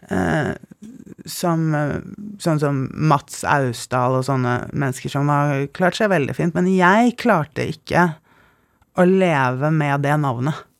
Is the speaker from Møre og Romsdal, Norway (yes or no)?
no; Oslo, Norway; also born or lived in Bergen; Ja, jeg vokste opp på Nationaltheatret i korridorene. Jeg var førstefødt, eh, så Praktikantene vi hadde i Gabels gate, var mest til broren min og etter hvert søsteren min, som er ti år yngre.